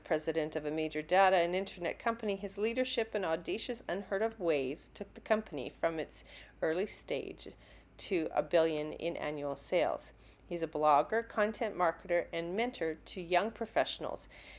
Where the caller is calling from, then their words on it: Calgary, Alberta, Canada; Coming to you from Calgary, Alberta, Canada.